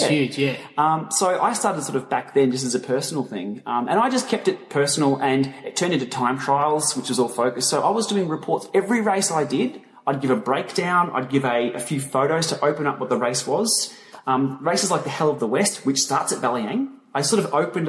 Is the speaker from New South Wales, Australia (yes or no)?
no; Melbourne, Victoria, Australia; We're all from Melbourne